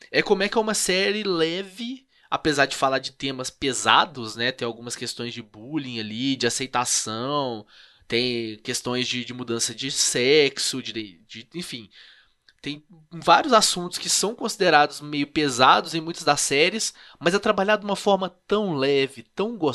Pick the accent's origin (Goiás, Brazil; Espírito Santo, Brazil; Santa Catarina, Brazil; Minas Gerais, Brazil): Minas Gerais, Brazil; Sou de Minas, dá licença?